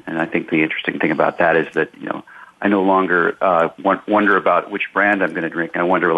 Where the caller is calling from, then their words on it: Ashland, Oregon, United States; I'm coming from Ashland, Oregon, north of the California border.